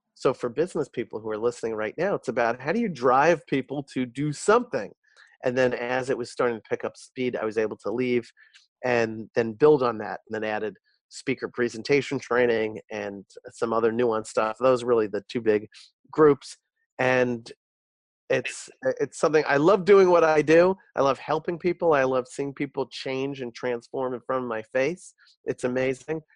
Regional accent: New York, United States; I uh, was born and bred in New York. I'm a New Yorker my whole life

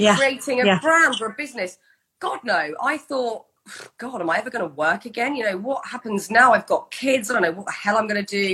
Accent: United Kingdom; as a Brit

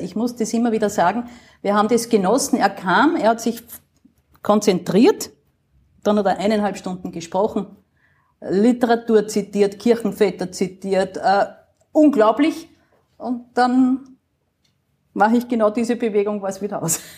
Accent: Upper Austria, Austria; moved away as an adult; now in Vienna, Austria; als Oberösterreicherin

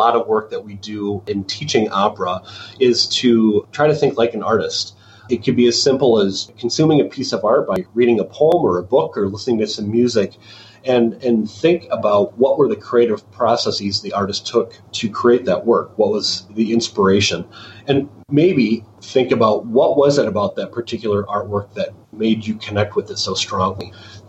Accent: southern Wisconsin, United States; I grew up in southern Wisconsin, about 3 hours or so away from Chicago

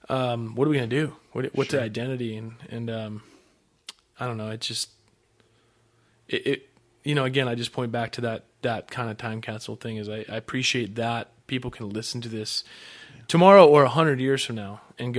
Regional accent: Ashland, Ohio, United States; moved away; I grew up in Ashland.

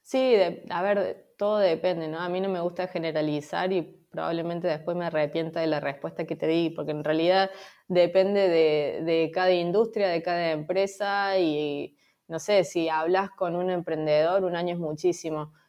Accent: Córdoba, Argentina; moved away as an adult; now in Valencia, Spain; soy de Córdoba, de Argentina, pero hace un año que estoy viviendo en Valencia

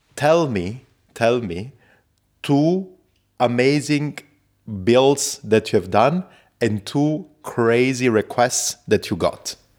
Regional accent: Zurich, Switzerland; I come from Zurich.

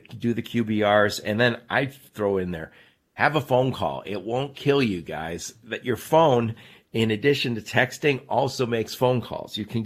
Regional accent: Michigan, United States; my home state, Michigan

